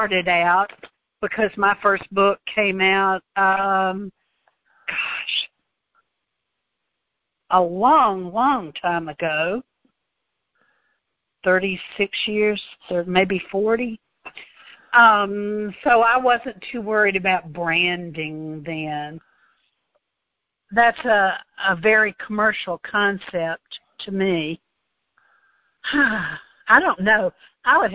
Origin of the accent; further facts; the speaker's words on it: the South, United States; I'm Southern